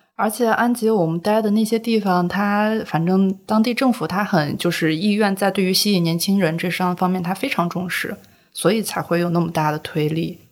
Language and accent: Chinese; Shaanxi, China; moved away as an adult; also born or lived in Xi'an; now in Shanghai, China; 我是从陕西出来的